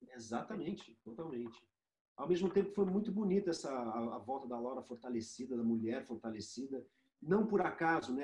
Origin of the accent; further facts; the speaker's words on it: Brazil; como brasileiro, como cidadão brasileiro